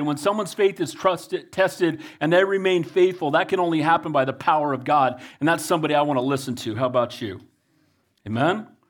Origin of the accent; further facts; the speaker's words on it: United States; I love being an American. I'm blessed to be an American